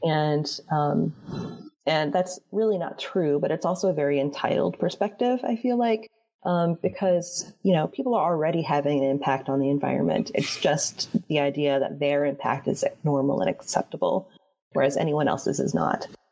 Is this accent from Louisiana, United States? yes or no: no; Florida, United States; I grew up in Florida